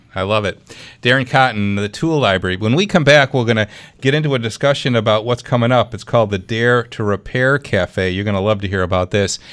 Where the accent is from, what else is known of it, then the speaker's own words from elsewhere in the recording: Clarence, New York, United States; my hometown